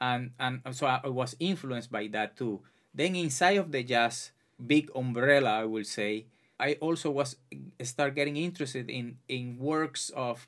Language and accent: English; Santa Clara, Villa Clara, Cuba; now in United States; I'm originally from Santa Clara, Cuba. Since I was a kid, I would say 5-6 years old, I started getting enchanted by music in my surroundings. I was born in a very humble neighborhood